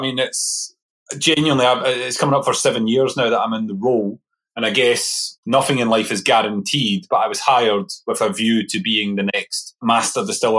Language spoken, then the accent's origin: English; Coatbridge, Scotland, United Kingdom; So I grew up in a little town called Coatbridge. It's about 10 miles outside Glasgow. So close to Glasgow was where I was